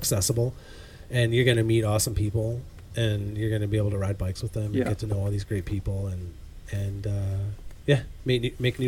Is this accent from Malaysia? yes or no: no; Canada; I'm Canadian